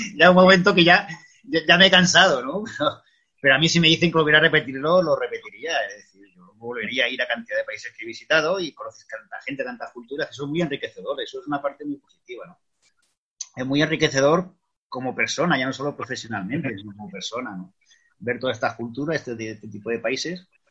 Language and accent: Spanish; Extremadura, Spain; moved away as an adult; also born or lived in Madrid; he vuelto lo que es la tierra, mi tierra, que es Extremadura